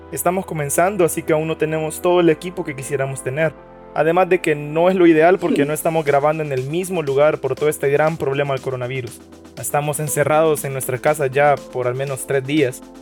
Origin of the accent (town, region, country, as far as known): El Salvador